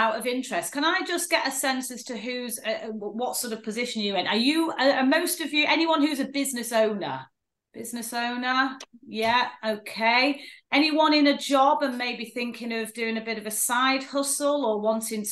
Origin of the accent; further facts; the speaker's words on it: Manchester, North West England, United Kingdom; Grew up in a place called Stretford.